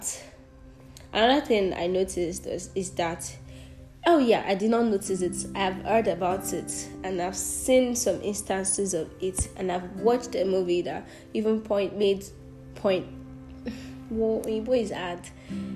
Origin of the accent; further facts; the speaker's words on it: southwestern Nigeria, Nigeria; accent: Nigerian; first language Yoruba; English is a second language; I'm a Yoruba girl from the Southwestern part of Nigeria